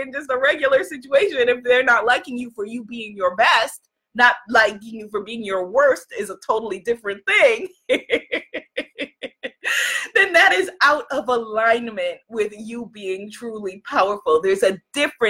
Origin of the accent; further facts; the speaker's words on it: New York, United States; I'm from New York.